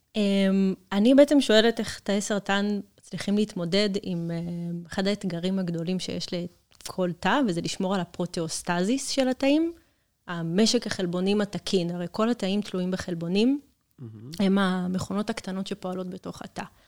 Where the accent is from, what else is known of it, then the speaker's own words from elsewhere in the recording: Kiryat Gat, Southern District, Israel; moved away as an adult; במקור אני מקריית גת